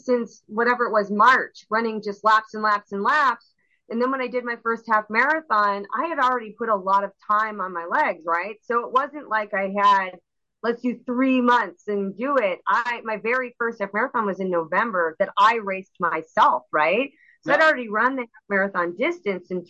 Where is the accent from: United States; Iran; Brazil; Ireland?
United States; Missouri; now in Chicago suburb, United States; I grew up in Missouri